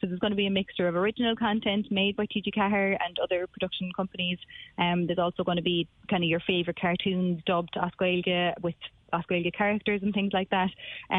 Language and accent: English; Cardavan, Munster, Ireland; also born or lived in Dublin, Ireland; I was born in Dublin, actually, but I grew up in Cardavan and I went to school there. And then when I was about 16, we moved to North Circular.